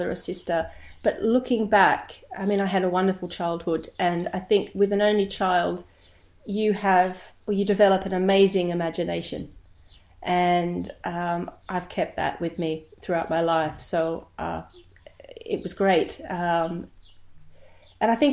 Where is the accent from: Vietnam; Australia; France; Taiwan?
Australia; Albany, Western Australia; also born or lived in Queensland; now in Scotland; I'm originally from Western Australia. I'm a country girl. I'm from a place called Albany